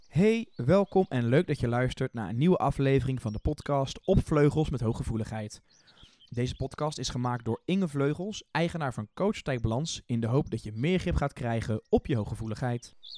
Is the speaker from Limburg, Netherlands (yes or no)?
yes; Limburg, Netherlands; moved away as an adult; also born or lived in Sittard / Eindhoven / Vlaardingen / Hoek van Holland; En ben ik eigenlijk Limburg uitgetrokken en ben ik verhuisd naar Vlaardingen.